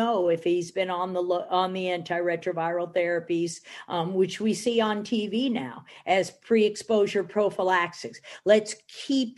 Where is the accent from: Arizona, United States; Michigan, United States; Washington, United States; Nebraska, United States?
Michigan, United States; I'm from Michigan